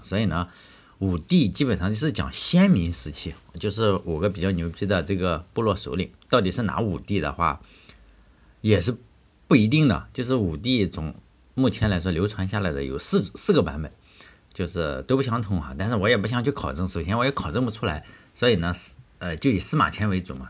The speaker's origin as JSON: {"language": "Chinese", "region": "Shandong", "country": "China", "tie": "born or raised there", "said": "我老家是山东"}